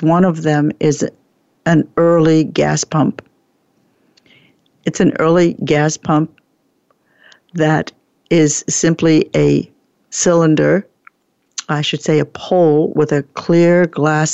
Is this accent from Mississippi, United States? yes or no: no; New Jersey, United States; moved away; also born or lived in Oregon; I was brought up in New Jersey, and I spent 20 years in Oregon